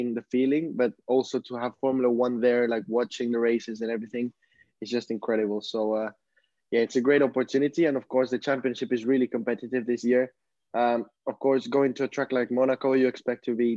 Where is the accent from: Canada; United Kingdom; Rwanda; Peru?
Peru; now in Barcelona, Spain; I come from Peru. I'm currently living in Barcelona